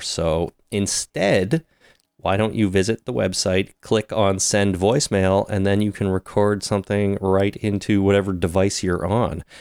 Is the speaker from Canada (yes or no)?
yes; Canada; We are so Canadian.